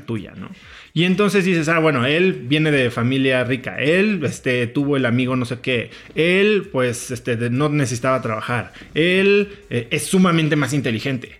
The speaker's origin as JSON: {"language": "Spanish", "country": "Mexico", "also_born_or_lived": "New York, United States", "moved": "as an adult", "said": "llevo 10 años que regresé de mi maestría en Estados Unidos y después de vivir en Nueva York a México"}